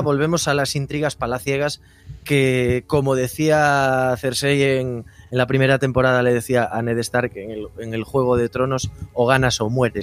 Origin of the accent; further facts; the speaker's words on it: Galicia, Spain; al ser de Galicia, podríamos decir que soy un como de las Islas de Hierro